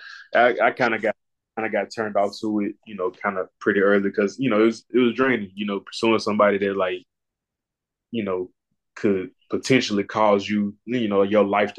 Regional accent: Marion, Arkansas, United States; also born or lived in Jonesboro; So earlier I said I'm from Jonesboro. Like this is really my second home. So like I grew up in Marion, Arkansas.

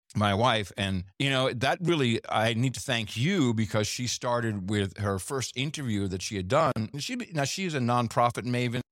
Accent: United States; We're both American dudes

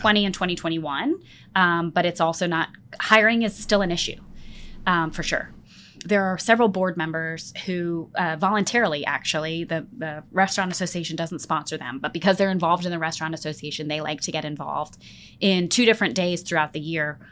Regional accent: Pennsylvania, United States; now in Memphis, United States; I grew up in Pennsylvania

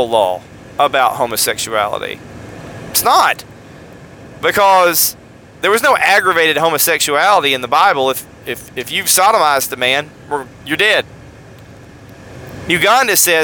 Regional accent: United States; as an American

